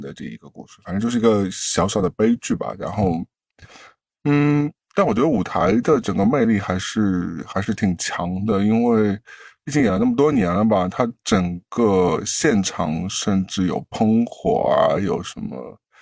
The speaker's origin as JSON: {"language": "Chinese", "region": "Shanghai", "country": "China", "said": "我上嗯海人"}